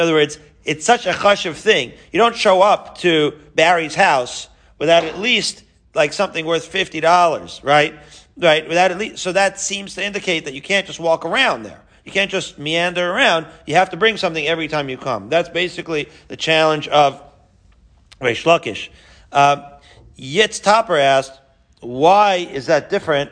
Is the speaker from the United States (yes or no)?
no; Haifa, Haifa District, Israel; I grew up in Haifa